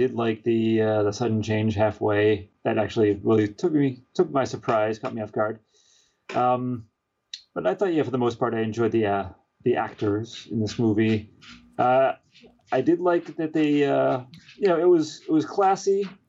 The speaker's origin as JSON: {"language": "English", "country": "United Kingdom", "said": "I'm British."}